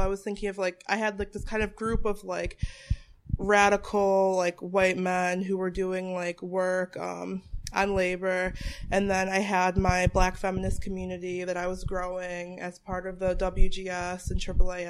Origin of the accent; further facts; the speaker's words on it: Bristol, Connecticut, United States; also born or lived in Boston area, Massachusetts; I was born and raised in Bristol, Connecticut